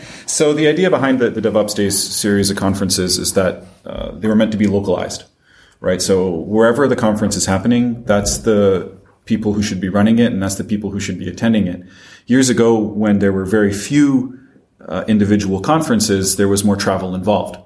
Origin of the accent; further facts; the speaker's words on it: France; also born or lived in Paris; despite my accent, I am French and I live in Paris